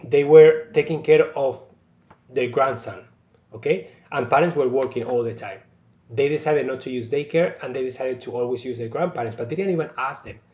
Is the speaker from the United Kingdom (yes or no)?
no; Spain; also born or lived in India; now in Sault Ste. Marie, Canada; I'm from Spain, but I was in India over a year